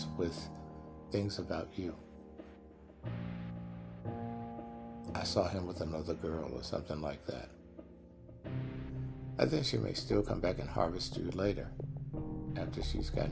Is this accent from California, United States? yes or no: no; Mississippi, United States; At age 60, born and raised in Mississippi